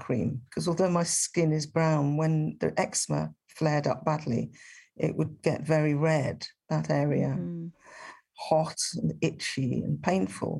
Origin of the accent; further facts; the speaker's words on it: Birmingham, West Midlands, United Kingdom; the answer I was giving, which was Birmingham